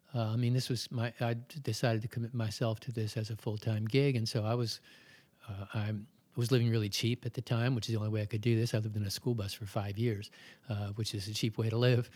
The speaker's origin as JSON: {"language": "English", "town": "Baltimore", "region": "Maryland", "country": "United States", "tie": "born or raised there", "said": "I was born in Baltimore, I've always lived in Maryland"}